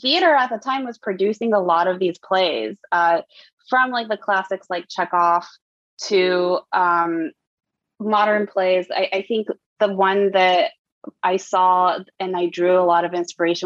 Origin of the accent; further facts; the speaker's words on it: Lexington, Kentucky, United States; moved away; also born or lived in Kamakura, Japan; I grew up in Kamakura, Japan, in Lexington, Kentucky